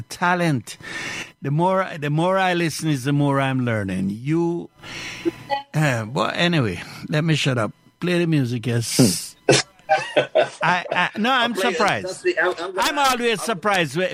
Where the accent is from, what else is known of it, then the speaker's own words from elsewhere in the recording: Clarendon, Jamaica; now in Montreal, Canada; I come from Clarendon